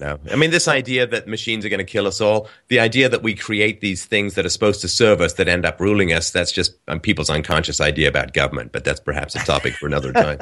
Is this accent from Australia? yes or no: no; England, United Kingdom; when I was a kid, in England, we would have my German relatives come over